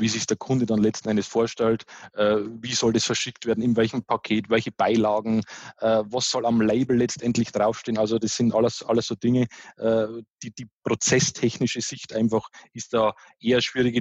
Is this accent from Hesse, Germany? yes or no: no; Bavaria, Germany; accent: Bavarian dialect; du hörst das ja ein bisschen an meinem, an meinem Dialekt, ich bin bayerischer Typ